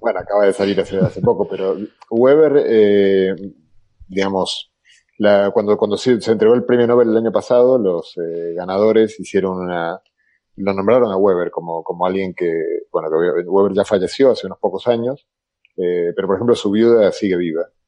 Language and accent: Spanish; Argentina; accent: Argentine; moved away; also born or lived in Galicia; yo soy argentino como mi acento lata